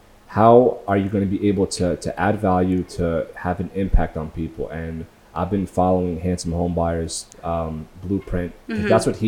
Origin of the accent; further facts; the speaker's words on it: Long Beach, California, United States; I went back to my hometown, Long Beach, just to watch the sunrise